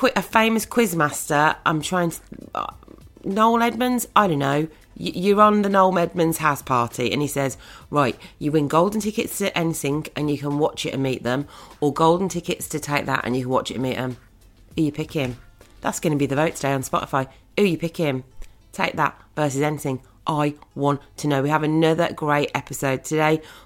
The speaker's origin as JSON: {"language": "English", "town": "Birmingham", "region": "West Midlands", "country": "United Kingdom", "tie": "born or raised there", "said": "I want to go and watch them in my hometown."}